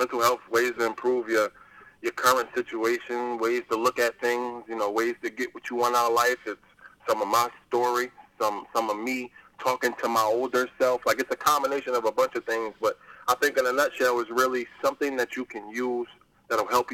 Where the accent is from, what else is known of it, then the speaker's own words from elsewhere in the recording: Plainfield, New Jersey, United States; I'm from Plainfield, New Jersey. Our area code is 908.